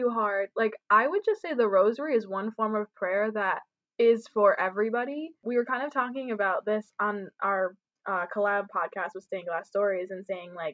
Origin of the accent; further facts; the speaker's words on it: New York, United States; I'm from New York and the East Coast, and that's just how we are.